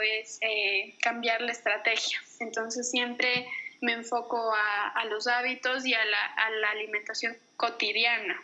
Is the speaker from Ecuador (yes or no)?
yes; Ecuador; en Ecuador tenemos la cultura